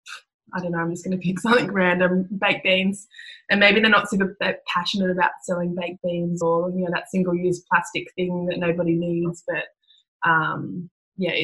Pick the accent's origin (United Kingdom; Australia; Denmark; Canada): Australia; Newcastle, New South Wales; I grew up in Newcastle, so I'm a bit of a bogan